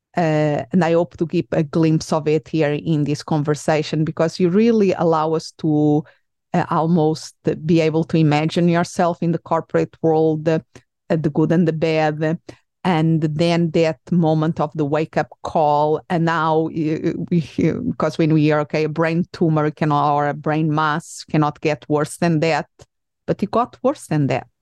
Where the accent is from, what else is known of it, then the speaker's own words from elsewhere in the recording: Portugal; English is a second language; now in United States; I am originally from Portugal.